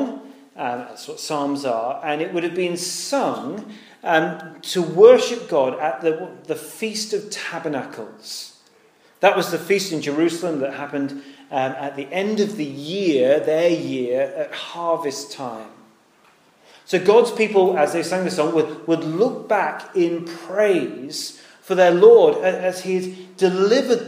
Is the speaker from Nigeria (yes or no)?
no; United Kingdom; we're British